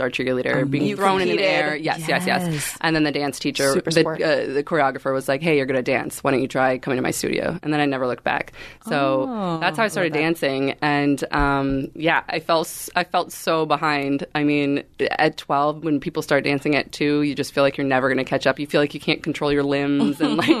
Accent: Minneapolis, Minnesota, United States; so I grew up in Minneapolis, Minnesota.

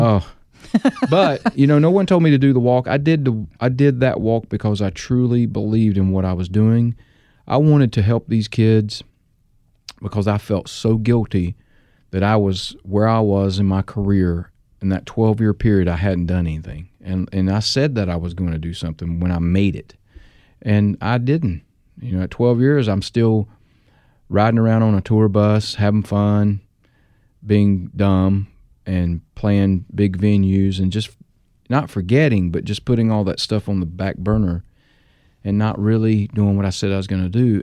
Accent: North Carolina, United States; my home state, North Carolina

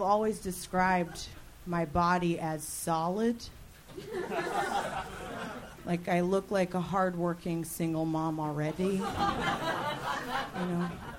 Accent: Los Angeles, California, United States; I grew up in Chatsworth

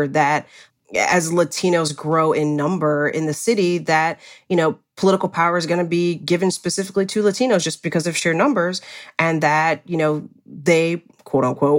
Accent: Cleveland, Ohio, United States; also born or lived in Indianapolis, Indiana; now in Los Angeles, United States; I grew up in Cleveland, Ohio. I lived in Indianapolis, Indiana for years

